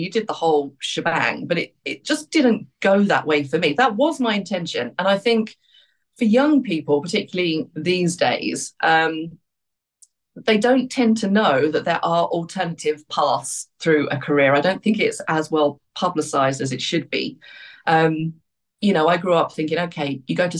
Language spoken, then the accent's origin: English; Luton, East of England, United Kingdom; moved away as an adult; also born or lived in Australia; I grew up in Luton.